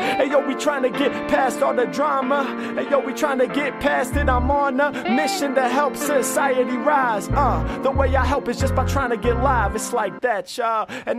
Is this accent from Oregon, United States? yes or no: yes; Oregon, United States; It's probably in my blood cause I was born and raised in Oregon.